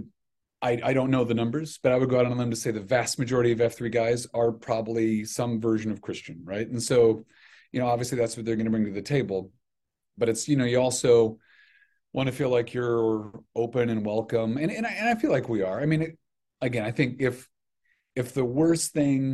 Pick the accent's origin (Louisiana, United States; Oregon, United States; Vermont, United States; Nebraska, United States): Nebraska, United States; Grand Island; moved away; I grew up in Grand Island